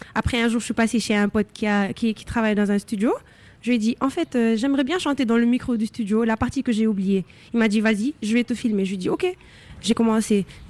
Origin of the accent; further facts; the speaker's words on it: Senegal; je suis sénégalaise, je suis née, j'ai grandi au Sénégal